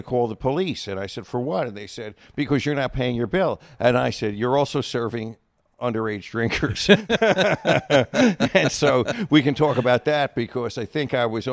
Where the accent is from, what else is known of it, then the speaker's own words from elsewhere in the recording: Long Island, New York, United States; my hometown on Long Island